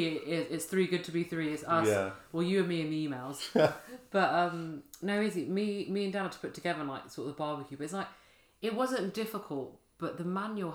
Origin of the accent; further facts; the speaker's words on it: United Kingdom; also born or lived in Bulgaria; a Brit